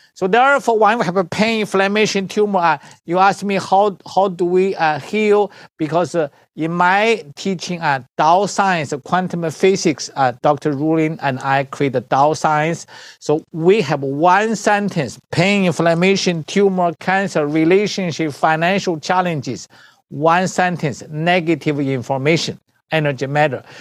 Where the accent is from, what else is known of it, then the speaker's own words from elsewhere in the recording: China; moved away; I'm the doctor from China.